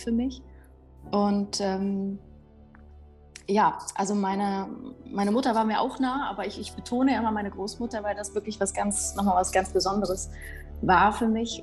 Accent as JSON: {"language": "German", "town": "Weimar", "region": "Thuringia", "country": "Germany", "tie": "born or raised there", "said": "ich bin 84 äh, in Weimar geboren"}